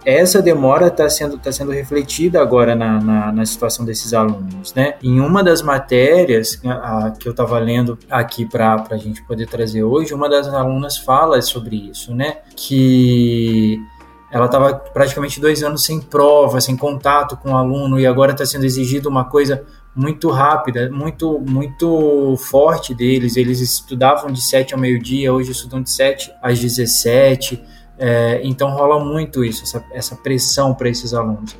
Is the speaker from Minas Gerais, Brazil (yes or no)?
yes; Juiz de Fora, Minas Gerais, Brazil; now in Alfenas, Brazil; Na minha cidade, eles nem retornaram, na cidade de origem, né? Que eu sou de Juiz de Fora